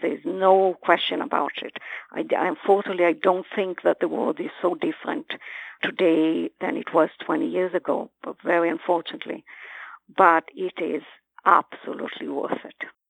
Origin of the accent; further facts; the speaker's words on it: Brazil; moved away; also born or lived in Israel; I was born in Israel, but I grew up in Brazil